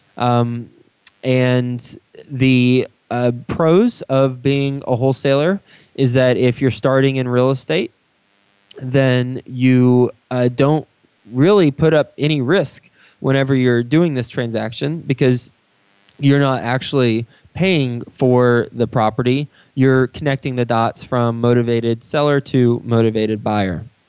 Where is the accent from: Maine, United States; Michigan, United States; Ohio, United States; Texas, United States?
Texas, United States; moved away as an adult; also born or lived in New York City; now in Cincinnati, United States; i'm from Texas. I lived in New York City the last 10 years and now I've I've lived in Cincinnati for about 8 months